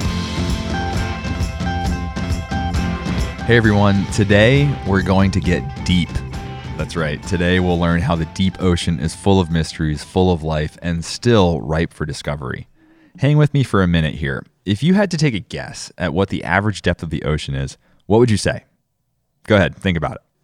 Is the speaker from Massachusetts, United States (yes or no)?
yes; Cape Cod, Massachusetts, United States; now in Hawaii, United States; growing up on Cape Cod